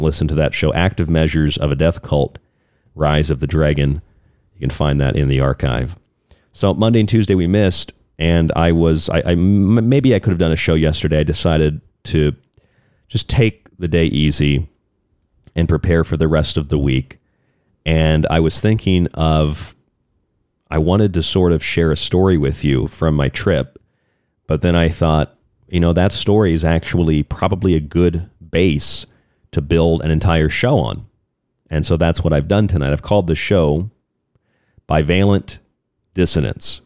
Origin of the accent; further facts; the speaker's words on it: United States; moved away; also born or lived in Florida; I'm from Florida, but I grew up in West Virginia, Pennsylvania area.